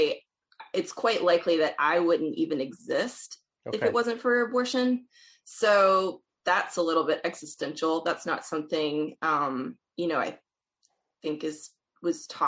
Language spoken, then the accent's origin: English; Alabama, United States; now in Stony Brook, United States; I'm originally from Alabama